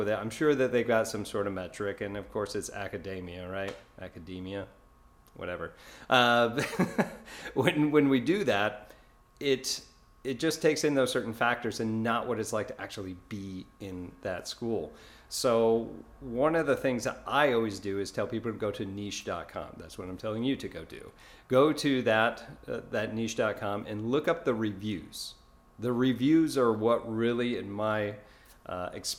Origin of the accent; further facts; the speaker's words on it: New York, United States; now in Florida, United States; I'm originally from New York